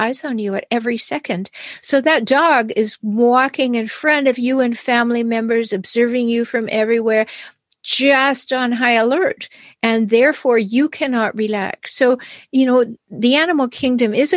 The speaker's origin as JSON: {"language": "English", "country": "Canada", "said": "I'm Canadian"}